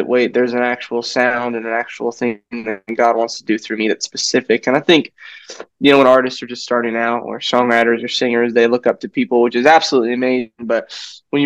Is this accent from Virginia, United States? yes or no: no; South Dakota, United States; also born or lived in Joplin, Missouri; now in Franklin, United States; I was born in Joplin, Missouri, and my family and I moved to South Dakota, which you've probably never been to, but we moved there when I was 9 years old